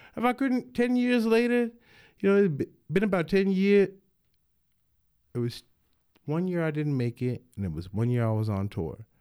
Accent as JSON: {"language": "English", "town": "Denver", "region": "Colorado", "country": "United States", "tie": "born or raised there", "said": "I grew up in Denver"}